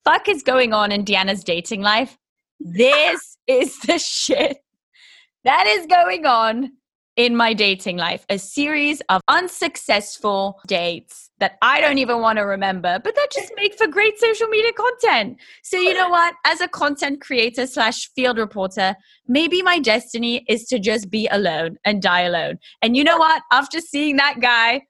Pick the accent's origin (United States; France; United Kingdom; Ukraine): United Kingdom; England; I'm English